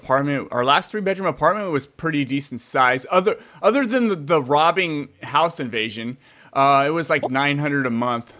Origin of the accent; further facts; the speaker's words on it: San Jose, California, United States; moved away as an adult; now in Fresno, United States; I was actually born and raised in San Jose, Santa Clara, Bay Area, San Francisco up there.